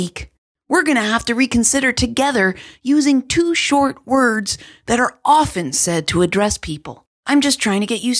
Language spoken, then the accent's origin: English; East Coast, United States; I'm from the East Coast